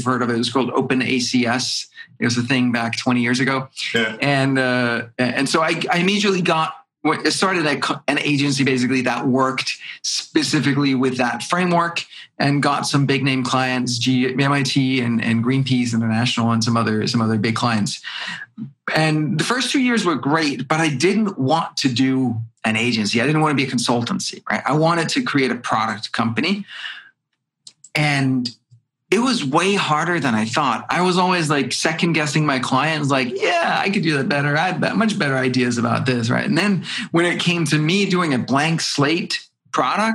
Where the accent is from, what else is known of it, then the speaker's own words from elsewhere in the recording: Denmark; moved away; I'm born in Denmark